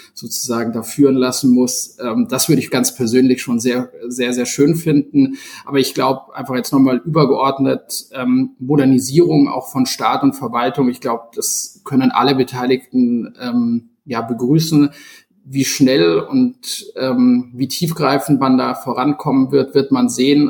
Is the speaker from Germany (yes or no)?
yes; Munich, Bavaria, Germany; als gebürtiger Münchner